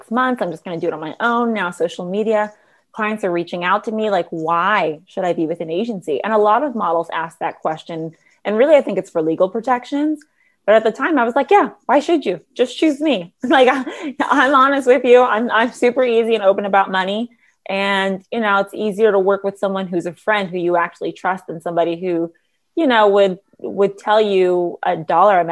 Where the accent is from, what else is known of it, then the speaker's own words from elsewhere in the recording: Los Angeles, California, United States; growing up in Los Angeles, I ended up doing this TV show called Reading Rainbow